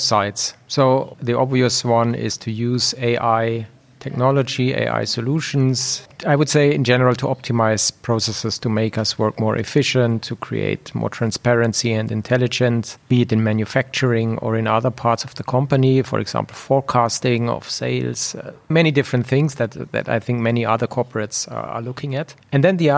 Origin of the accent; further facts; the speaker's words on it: Munich, Bavaria, Germany; moved away as an adult; also born or lived in Switzerland; I basically was born and raised in Germany. I spent large part of my career in Switzerland. But then over time, I migrated back to Munich, which is basically my hometown.